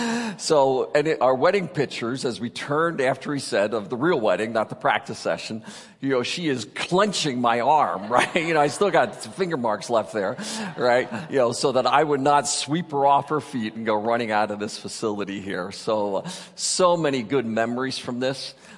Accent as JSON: {"language": "English", "area": "Berks County", "region": "Pennsylvania", "country": "United States", "tie": "born or raised there", "also_born_or_lived": "California / Oregon", "moved": "as an adult", "said": "I'm a farm boy from Pennsylvania, born and raised in the Berks Country Amish area."}